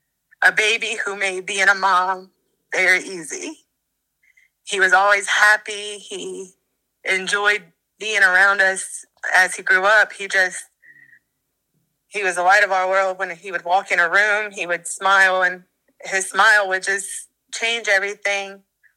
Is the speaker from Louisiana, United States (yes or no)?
yes; Ponchatoula, Louisiana, United States; Ponchatoula, Louisiana.